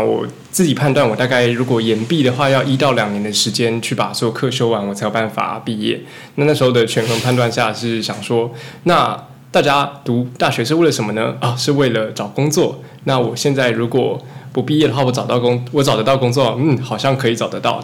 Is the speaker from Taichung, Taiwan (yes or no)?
yes; Taichung, Taiwan; now in Yonghe, Taiwan; 我不是永和人，我是台中。对。 ，也是从台中跑上来的